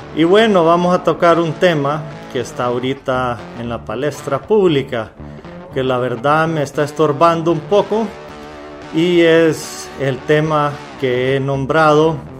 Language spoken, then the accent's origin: Spanish; Honduras